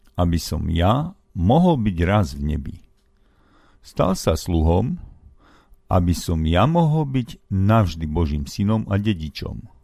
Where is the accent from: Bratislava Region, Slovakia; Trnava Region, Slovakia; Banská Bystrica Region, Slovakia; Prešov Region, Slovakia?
Banská Bystrica Region, Slovakia; Hrnčiarska Ves; sa narodila v mojej rodnej dedinke Pondelok, dnes Hrnčiarská ves pri Rimavskej sobote